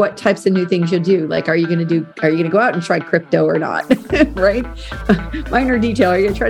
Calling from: Charlotte, North Carolina, United States; Oh, I'm dialing in today from Charlotte, North Carolina.

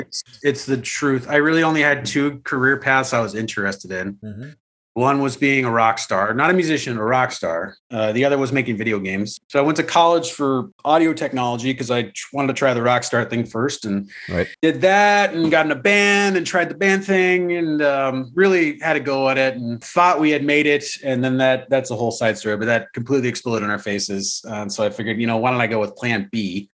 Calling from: Altadena, California, United States; I am in Altadena, California, at the far north end of LA County.

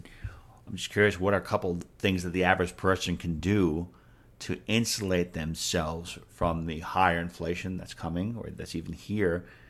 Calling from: North Carolina, United States; I'm talking from North Carolina, and in North Carolina, the city of Raleigh is completely, you know, as you described, you know, left.

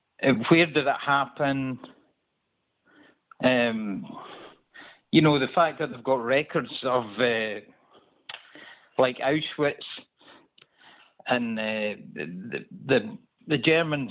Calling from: Stirling, Scotland, United Kingdom; I'm in Scotland.

